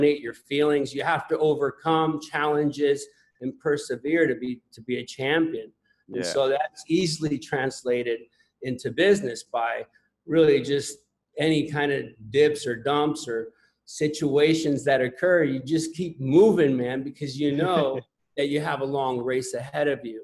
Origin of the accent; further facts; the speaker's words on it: Puerto Rico; moved away as an adult; also born or lived in Tennessee; I was born in Puerto Rico